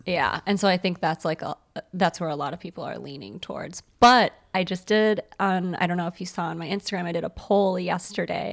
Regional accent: Morton Grove, Illinois, United States; Morton Grove

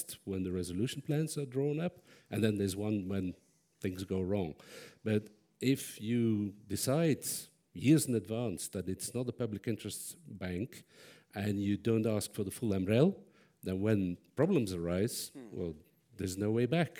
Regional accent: Belgium; I'm from Belgium

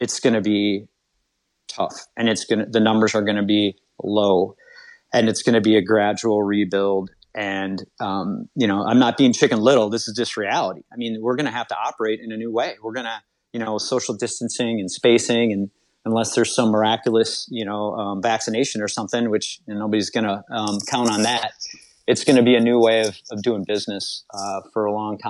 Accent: Minnesota, United States; now in Naperville, United States; I'm from Minnesota

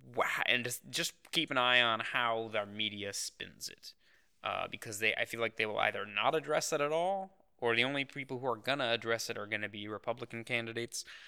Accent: United States; as an American

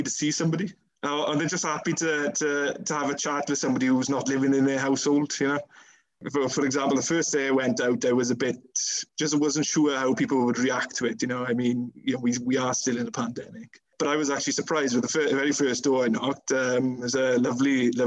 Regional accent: Pencoed, Wales, United Kingdom; I still am a town councillor in Pencoed, so you know that's also helped in terms of the profile in my hometown

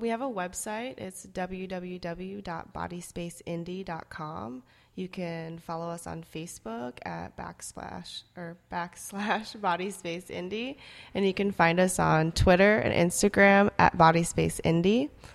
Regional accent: Minnesota and Iowa, Midwest, United States; first language Korean; English is a second language; moved away as an adult; also born or lived in South Korea / Dallas, Texas; now in Indianapolis, United States; I grew up in Minnesota and Iowa. Um, actually, I moved to the U S when I was four years old. and from South Korea.

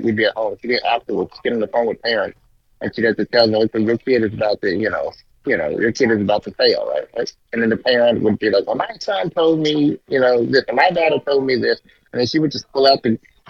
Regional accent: Bay Area, California, United States; we're from the Bay Area

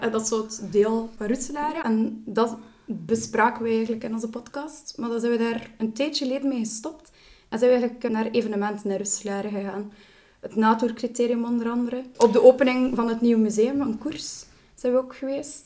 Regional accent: Roeselare, Flanders, Belgium; ik ben geboren en getogen in Ruslaar.

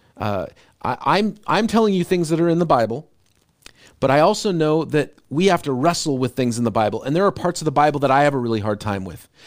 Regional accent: United States; as an American

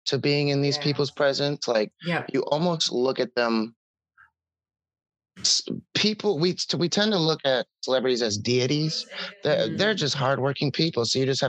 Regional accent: Wisconsin, United States; born or raised there

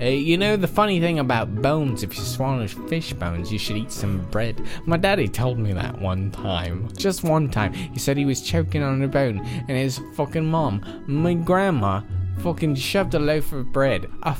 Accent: New York, United States; I was raised in New York, though.

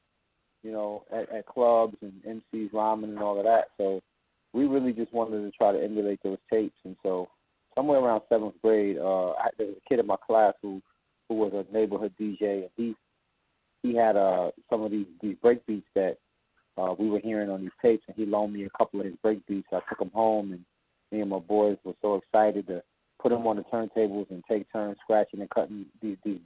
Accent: New York City, New York, United States; I was born in Brooklyn, New York, Brookdale Hospital

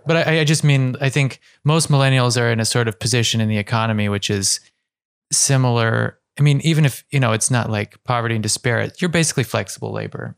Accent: Ohio, United States; growing up in Ohio

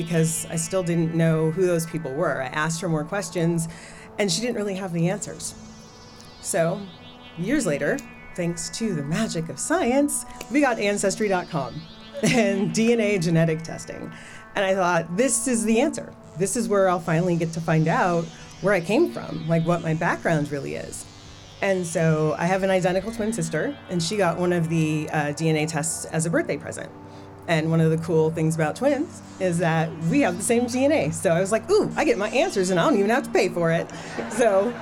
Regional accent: Anchorage, Alaska, United States; moved away; also born or lived in Miami; I grew up in Alaska, in Anchorage

